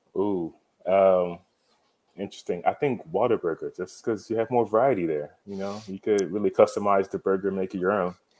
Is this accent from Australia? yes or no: no; Nigeria; now in Texas, United States; I'm Nigerian